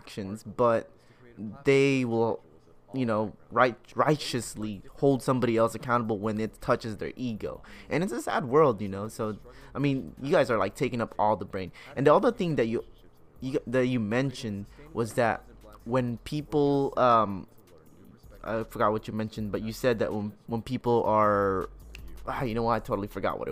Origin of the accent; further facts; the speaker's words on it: Oxnard, California, United States; also born or lived in Long Beach; I grew up in here, I thought it was, like, ghetto.